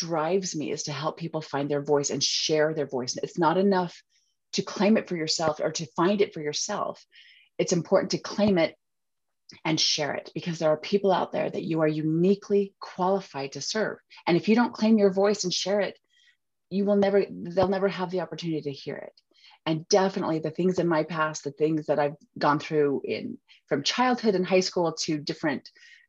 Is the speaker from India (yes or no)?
no; Utah, United States; accent: Utahnics; I am from Utah. I'm from the States. And there's a little bit, you can probably hear a little bit of my accent. We have a tendency to drop our T's